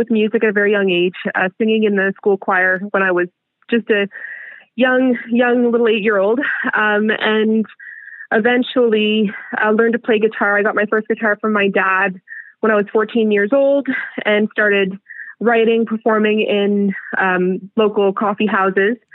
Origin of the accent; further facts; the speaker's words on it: Stratford, Ontario, Canada; also born or lived in Montreal / British Columbia; So, I'm from Stratford. Um, Stratford for the past 16 years. To be honest, throughout my childhood, I did move a lot, move around a lot. So originally, I was born in um, Montreal in Pierrefonds. Later, moved to BC.